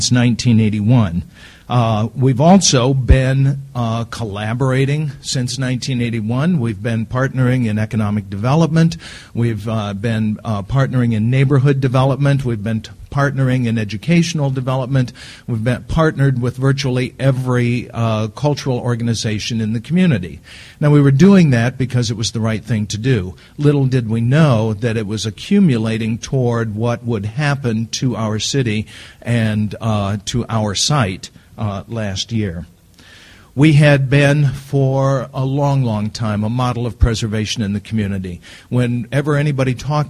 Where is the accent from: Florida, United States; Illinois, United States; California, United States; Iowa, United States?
Iowa, United States; I'm from Iowa